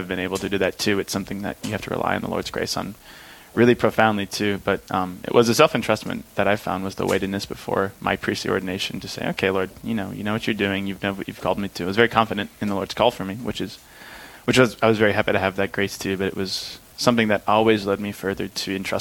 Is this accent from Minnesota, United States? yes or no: yes; Hinckley, Minnesota, United States; I'm originally from a small town called Hinckley, Minnesota